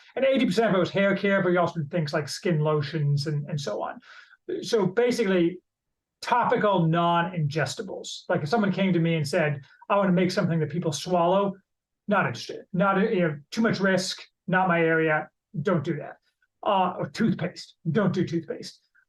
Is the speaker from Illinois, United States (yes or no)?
yes; Chicago, Illinois, United States; now in Indiana, United States; returned to Indiana, where I'm from Chicago, to take a business job